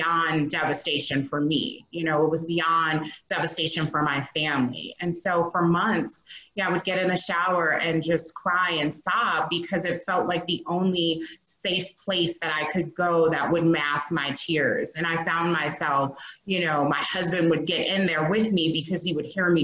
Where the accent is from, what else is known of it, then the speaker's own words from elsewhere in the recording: Chicago, Illinois, United States; I am based here in Chicago, born and raised